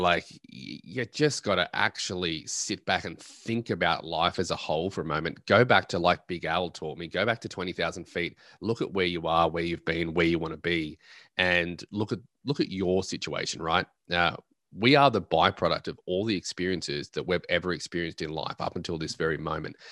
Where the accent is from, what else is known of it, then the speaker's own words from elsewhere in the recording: Australia; I'm an Australian at heart